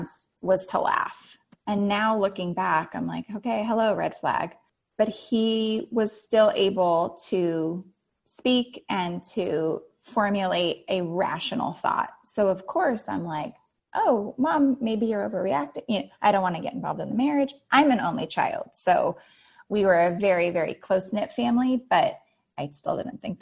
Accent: Santa Monica, California, United States; also born or lived in Santa Barbara, California / Playa del Rey, California; I was born in Santa Monica, California, and I actually have not left Southern California

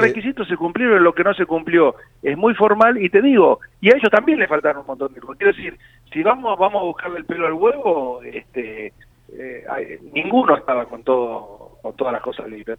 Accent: Lanús, Buenos Aires Province, Argentina; yo como todos saben soy de Lanús

